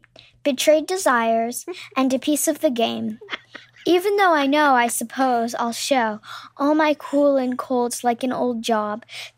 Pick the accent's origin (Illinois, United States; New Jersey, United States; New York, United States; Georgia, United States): New York, United States; I'm 9 years old, and I'm from Brooklyn, New York.